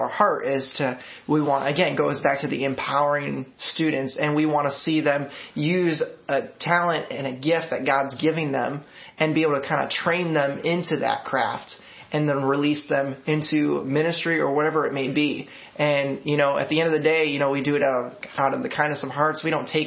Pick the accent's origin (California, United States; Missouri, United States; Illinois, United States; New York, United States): Illinois, United States; Montgomery; now in Peoria, United States; I grew up in a small town to me, town of Montgomery. And so it's about like 19,000 people